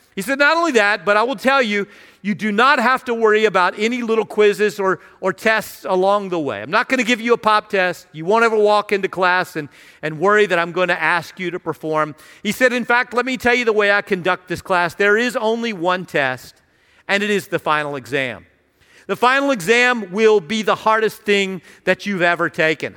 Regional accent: Radford, Virginia, United States; I grew up in Radford, uh, in Southwest Virginia, near Virginia Tech and Radford University

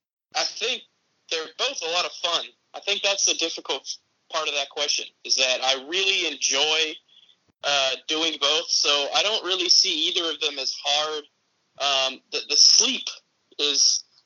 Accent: Tampa, Florida, United States; born there; also born or lived in Crystal Lake, Illinois / Phoenix, Arizona / Jupiter, Florida; I was born in Tampa, I moved actually to Chicago. I lived in Crystal Lake, and then I moved to Phoenix, and then I moved back to Florida, to South Florida, Jupiter, Florida, to be exact

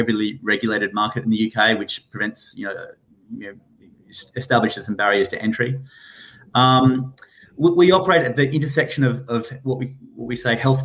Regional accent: Perth, Western Australia, Australia; moved away as an adult; now in United Kingdom; I'm from Perth in Western Australia.

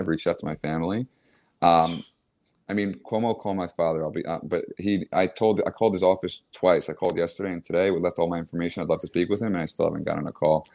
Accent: Long Island, New York, United States; now in New York City, United States; I grew up in Long Island

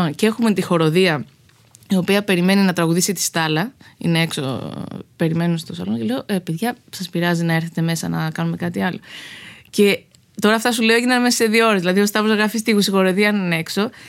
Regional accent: Greece; moved away as an adult; also born or lived in Los Angeles / New York / Arcadia; now in Spetses, Greece; είμαι Ελληνίδα

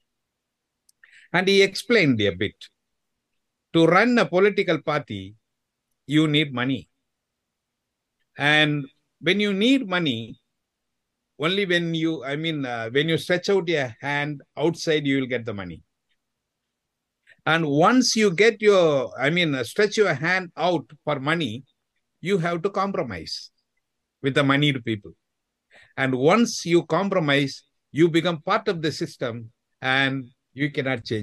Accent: Chennai, Tamil Nadu, India; from Chennai, the capital city of Tamil Nadu state in India.

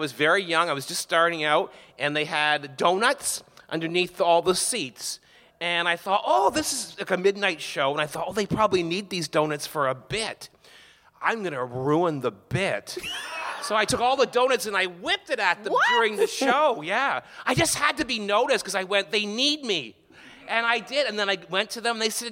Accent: Canada; moved away; I'm Canadian.

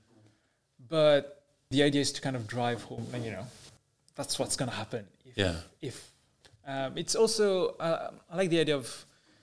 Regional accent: Mauritius; I'm from Mauritius

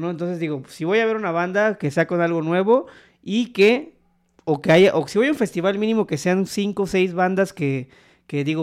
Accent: Poza Rica, Veracruz, Mexico; Soy de Poza Rica, Veracruz. Pero bueno, nacionalizado veracruzano, güey. No, la verdad es de que, yo soy de ascendencia puertorriqueña.

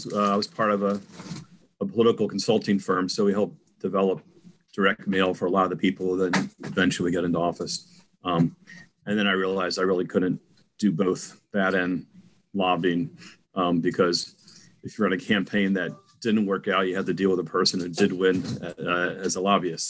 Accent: Bowie, Maryland, United States; I ran for mayor of Bowie because it's my hometown

